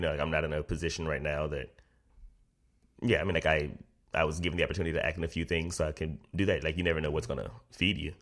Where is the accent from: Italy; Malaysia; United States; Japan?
United States; St. Louis, Missouri; moved away; also born or lived in Chicago; Originally Saint Louis, Missouri